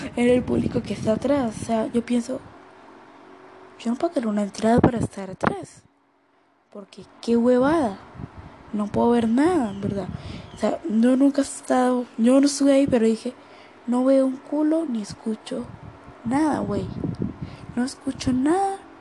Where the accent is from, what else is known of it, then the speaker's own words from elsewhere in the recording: Colombia; en mi país, Colombia